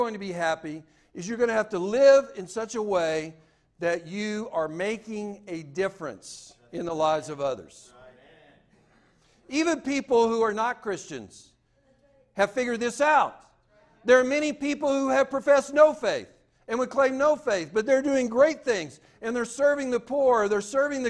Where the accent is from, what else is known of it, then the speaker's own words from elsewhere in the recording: the South, United States; I'm from the South